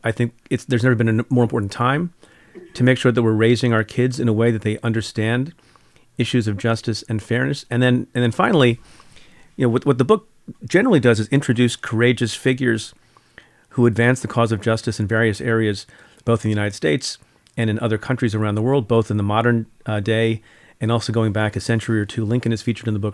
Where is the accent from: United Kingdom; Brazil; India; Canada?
India; moved away; And I'm from India, was born in India